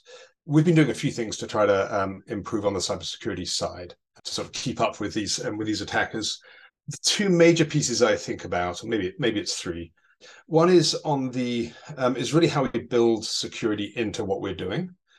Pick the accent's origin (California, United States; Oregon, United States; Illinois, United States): Illinois, United States; Chicago; You can tell by the accent I'm from Chicago.